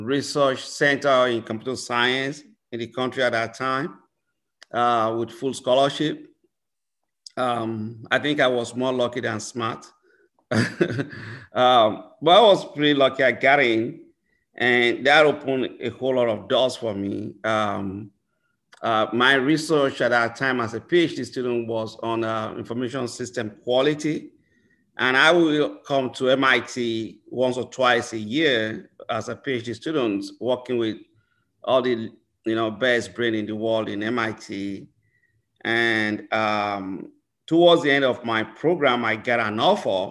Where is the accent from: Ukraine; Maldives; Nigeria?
Nigeria; moved away as an adult; also born or lived in Finland; now in Chicago, United States; I'm originally from Nigeria, and I started my studies at one of the leading universities in Nigeria